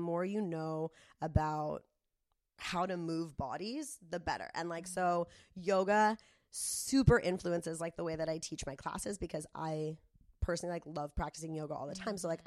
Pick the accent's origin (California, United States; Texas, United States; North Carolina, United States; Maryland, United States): California, United States; Del Mar; when I was growing up in Del Mar